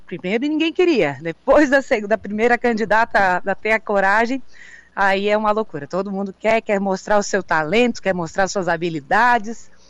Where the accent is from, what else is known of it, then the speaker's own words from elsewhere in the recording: Araranguá, Santa Catarina, Brazil; also born or lived in Florianópolis; como eu sou de Araranguá